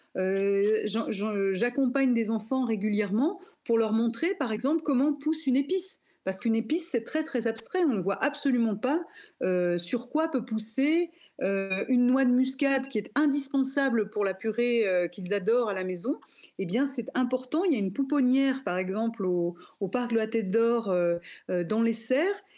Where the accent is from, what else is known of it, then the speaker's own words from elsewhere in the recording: near Lyon, Auvergne-Rhône-Alpes, France; je suis née euh, près de Lyon